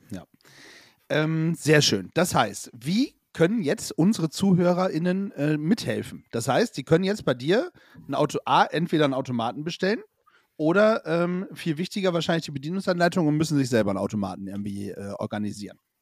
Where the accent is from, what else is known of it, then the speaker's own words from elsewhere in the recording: village between Bremerhaven and Bremen, Lower Saxony, Germany; gebürtig aus Lunetown City, also ein kleines Dörfchen zwischen Bremerhaven und Bremen